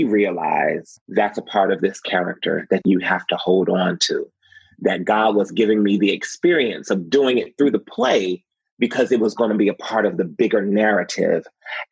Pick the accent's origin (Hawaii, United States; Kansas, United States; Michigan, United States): Michigan, United States; Detroit; I'm from Detroit, Michigan. So I was that kid that was on 6 Mile